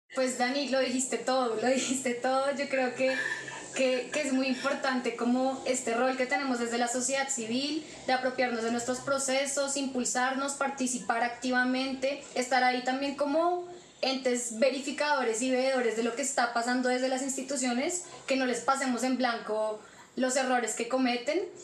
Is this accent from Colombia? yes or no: yes; Colombia; como colombiana